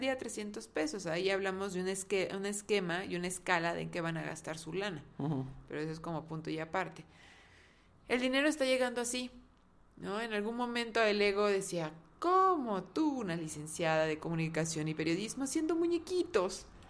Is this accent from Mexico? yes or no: yes; Mexico; nuestra mentalidad como mexicanos